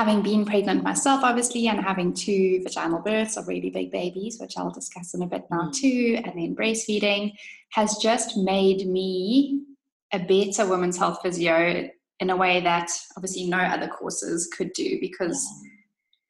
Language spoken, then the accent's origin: English; South Africa; moved away as an adult; also born or lived in London, United Kingdom; I am obviously originally from South Africa and studied physio here before moving to London